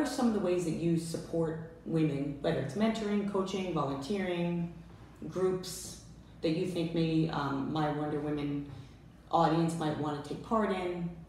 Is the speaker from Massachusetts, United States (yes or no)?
yes; Boston, Massachusetts, United States; I'm from Boston